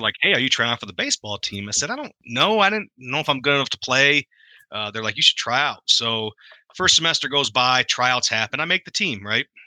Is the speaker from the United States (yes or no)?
yes; Muskegon, Michigan, United States; moved away as an adult; also born or lived in Colorado / California; a town called Muskegon, Michigan